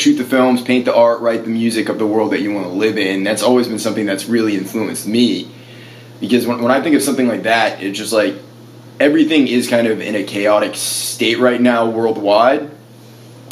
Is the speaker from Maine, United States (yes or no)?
yes; Maine, United States; I grew up in Maine, so I played a lot of basement shows in the East Coast, yes, New England